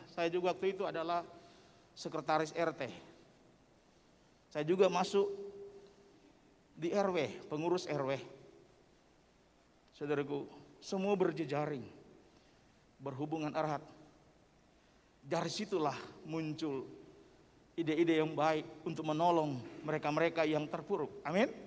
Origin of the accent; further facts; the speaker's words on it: North Sulawesi, Indonesia; Saya datang dari Minahasa ketika putra saya sakit.